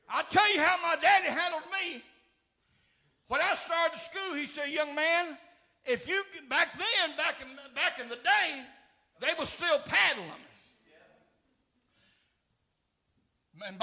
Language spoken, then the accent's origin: English; Nashville, Tennessee, United States; The dead-end street that I was raised up on in South Nashville